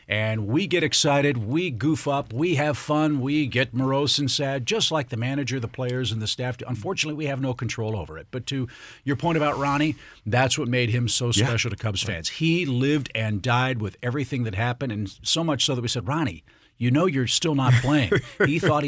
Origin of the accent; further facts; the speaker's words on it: St. Louis, Missouri, United States; moved away as an adult; also born or lived in Chicago / Atlanta; I was from St. Louis